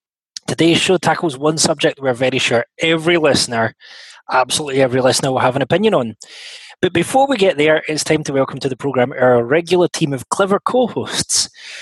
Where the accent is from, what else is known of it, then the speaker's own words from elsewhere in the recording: Scotland, United Kingdom; I'm a Scotsman